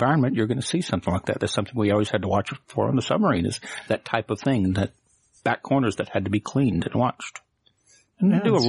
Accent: Muscle Shoals, Alabama, United States; I'm from Alabama. Mm-hmm. Grew up in Muscle Shoals, Alabama, which is the heart of recording in the South.

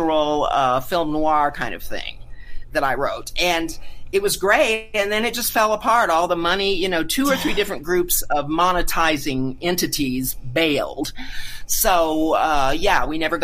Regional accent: Carlsbad, New Mexico, United States; moved away as an adult; also born or lived in Albuquerque, New Mexico; I'm a native New Mexican, I moved back home, basically, although I grew up in Carlsbad, where the Carlsbad Caverns are

